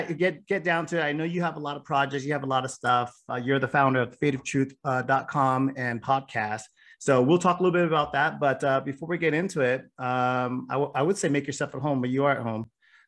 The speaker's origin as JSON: {"language": "English", "region": "West Coast", "country": "United States", "tie": "born or raised there", "said": "I grew up on the West Coast"}